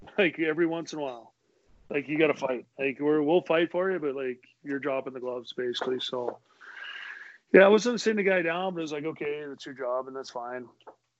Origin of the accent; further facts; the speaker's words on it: Edmonton, Alberta, Canada; I grew up in Edmonton